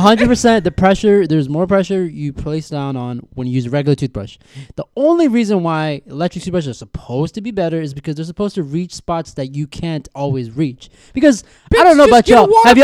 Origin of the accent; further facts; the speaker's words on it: India; So obviously, me being an Indian man, I worked at a convenience store once upon a time, right?